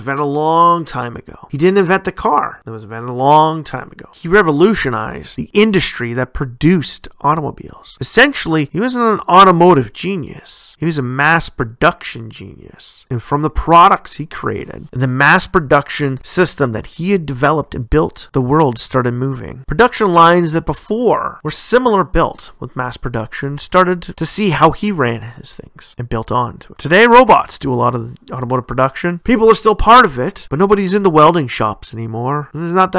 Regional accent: Canada; my home country, Canada

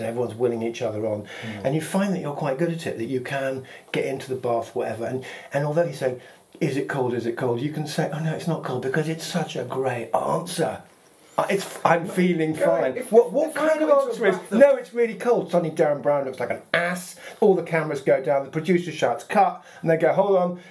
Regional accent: Gloucestershire, South West England, United Kingdom; I was brought up in Gloucestershire

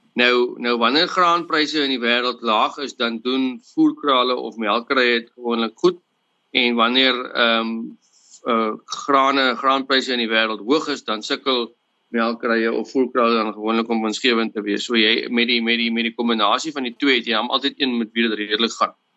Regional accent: Western Cape, South Africa; ek is gebore op uh, wel in in hierdie area waar in ons boer in 'n hospitaal of ding naby. En ek het grootgeword op op 'n familieplaas

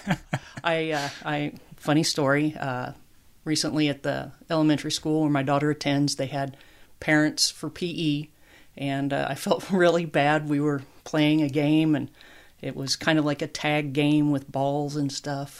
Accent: Larned, Kansas, United States; moved away as an adult; also born or lived in El Paso, Texas; a kid growing up in Kansas

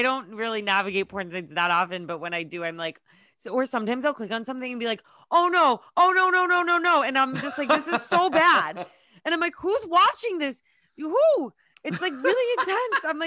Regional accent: Westford, United States; born or raised there

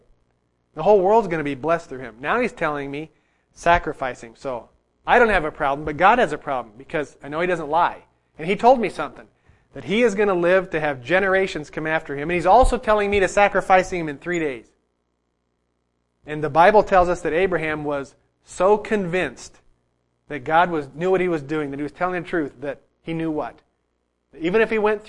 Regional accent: United States; we as American Christians

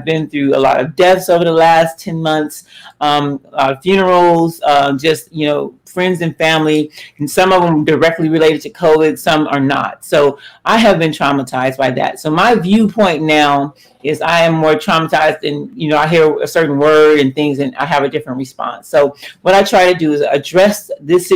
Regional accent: Los Angeles, California, United States; We grew up in Los Angeles in South Central during some very volatile times in the 80s

